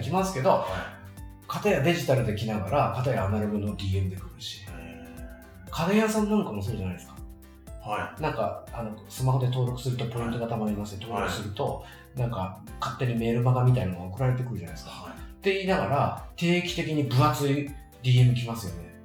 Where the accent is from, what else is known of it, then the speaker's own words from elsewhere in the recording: Shizuoka, Japan; 僕、地元静岡の